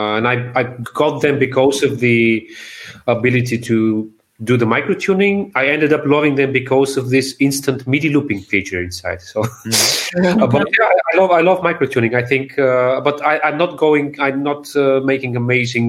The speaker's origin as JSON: {"language": "English", "town": "Sofia", "country": "Bulgaria", "tie": "born or raised there"}